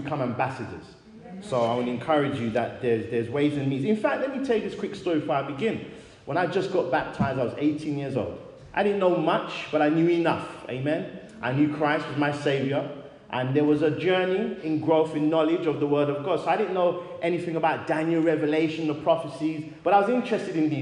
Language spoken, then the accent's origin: English; London, United Kingdom; also born or lived in Great Barr, Birmingham; now in Wolverhampton, United Kingdom; I'm originally from London, and now I live in Wolverhampton